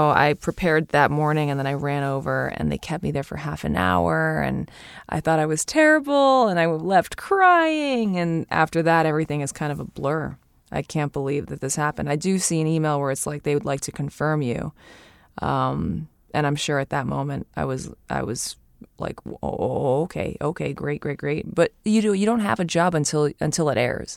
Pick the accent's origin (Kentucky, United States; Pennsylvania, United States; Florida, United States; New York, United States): New York, United States; as a New Yorker